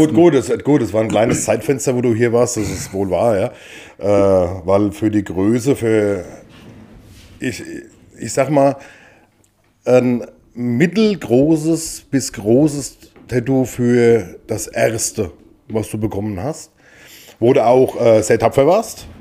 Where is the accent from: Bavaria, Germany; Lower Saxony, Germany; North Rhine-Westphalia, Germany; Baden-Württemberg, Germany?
Bavaria, Germany; Wiesen; moved away; wir kommen quasi aus dem Landkreis Aschaffenburg, in dem Fall äh, aus Wiesen im Spessart